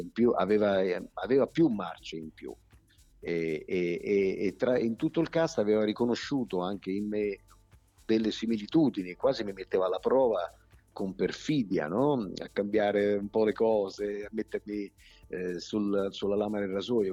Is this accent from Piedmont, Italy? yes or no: yes; Turin, Piedmont, Italy; also born or lived in southern Italy (home village of origin); mi trovavo a Torino perché da piccolo viviamo a Torino